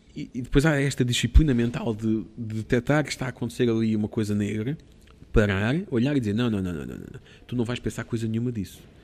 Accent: Portugal; sou de Portugal

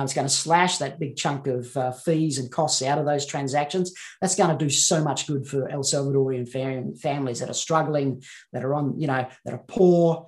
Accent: Central Queensland, Australia; I was brought up in Central Queensland

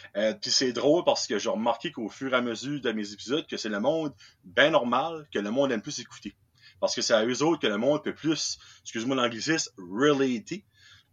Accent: New Brunswick, Canada; accent: Acadian; Je viens du Nouveau-Brunswick, je suis un, un Acadien

